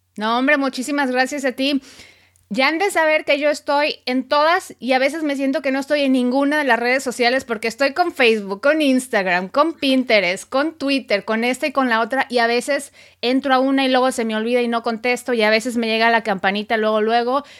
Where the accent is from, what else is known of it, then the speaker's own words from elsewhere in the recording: Mexico; now in United States; soy periodista mexicana, radicada en Estados Unidos